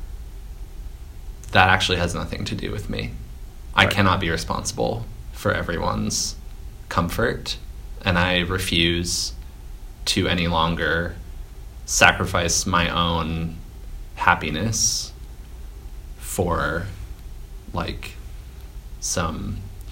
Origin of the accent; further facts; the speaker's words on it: Minneapolis–Saint Paul, Minnesota, United States; now in New York City, United States; I'm from the Twin Cities